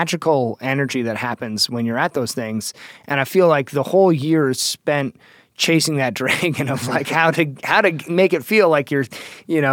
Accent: Toronto, Ontario, Canada; I'm from Toronto, Ontario.

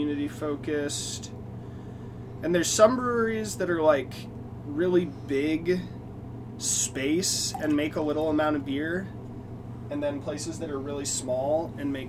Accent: Newbury, Ohio, United States; born or raised there; also born or lived in Minnesota / Columbus, Ohio

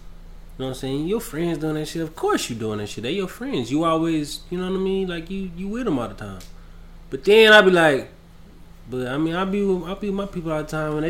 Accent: Texas, United States; I'm from Texas. Howdy.

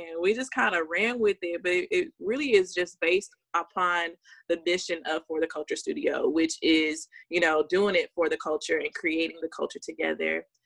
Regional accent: Dallas-Fort Worth Metroplex, Texas, United States; also born or lived in Louisiana; I'm originally from Louisiana, but I've been in Texas for my whole life

